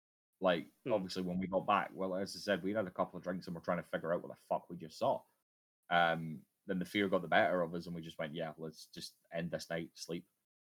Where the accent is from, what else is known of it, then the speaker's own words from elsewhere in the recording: Scotland, United Kingdom; especially with my accent, I have this thing where I can't really control the volume of my voice all that well. It's a common problem for Scottish men